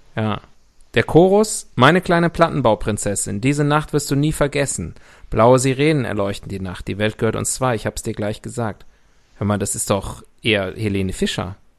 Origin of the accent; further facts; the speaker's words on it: West Germany, Germany; Ich bin ja im Rheinhaus groß geworden. Wie ein guter Was? Also Westler